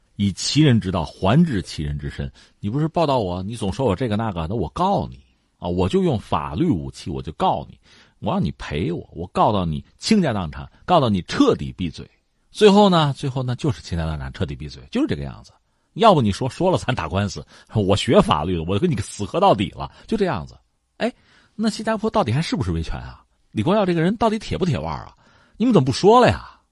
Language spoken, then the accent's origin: Chinese; China; 我们中国人